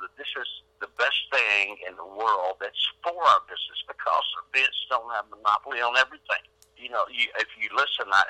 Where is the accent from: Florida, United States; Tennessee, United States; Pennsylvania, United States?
Tennessee, United States; Nashville; Nashville, Tennessee, my hometown